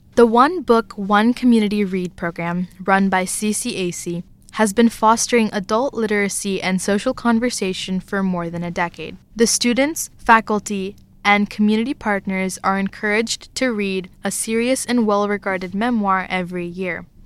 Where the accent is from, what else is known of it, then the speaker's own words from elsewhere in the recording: Pittsburgh, Pennsylvania, United States; also born or lived in Karnataka, India; I grew up in Pittsburgh, a mainstream American city